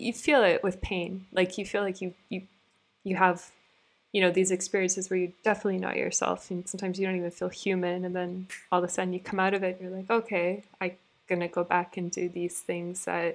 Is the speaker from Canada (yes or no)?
yes; Canada; I grew up in Canada, and Toronto is a pretty multicultural city